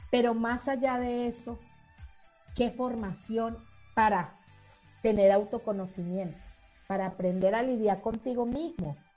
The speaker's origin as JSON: {"language": "Spanish", "country": "Colombia", "also_born_or_lived": "Venezuela", "said": "yo también soy colombiana, venezolana"}